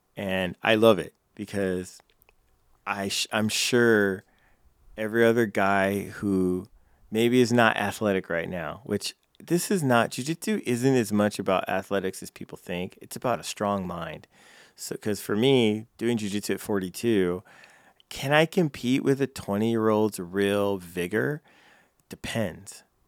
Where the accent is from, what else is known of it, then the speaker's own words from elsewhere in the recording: California, United States; moved away as an adult; now in Council Bluffs, United States; I'm from California